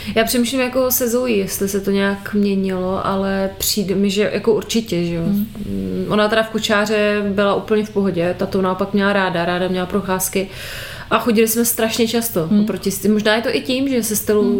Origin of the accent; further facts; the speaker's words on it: Moravia, Czechia; U nás na Moravě